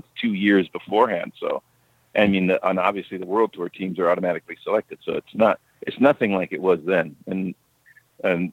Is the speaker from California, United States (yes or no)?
yes; Bay Area, California, United States; I grew up in the Bay Area